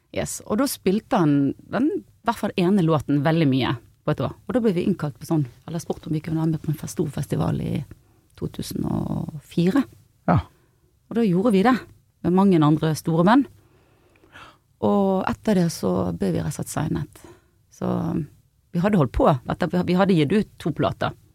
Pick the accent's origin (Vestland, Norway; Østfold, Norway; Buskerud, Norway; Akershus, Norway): Vestland, Norway; Bergen; also born or lived in Os; Åsane utenfor Bergen